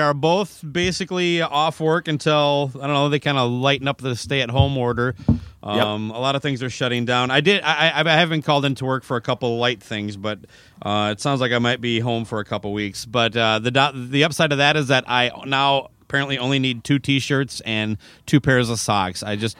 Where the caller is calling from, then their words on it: St. Paul, Minnesota, United States; I'm saying hello from St. Paul.